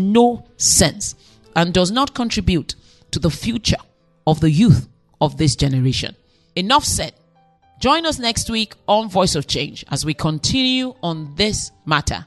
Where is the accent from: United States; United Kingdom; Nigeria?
Nigeria; I'm Nigerian